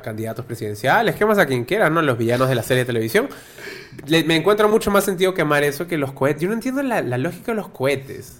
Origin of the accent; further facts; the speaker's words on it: Lima, Peru; somos tres homosexuales de Lima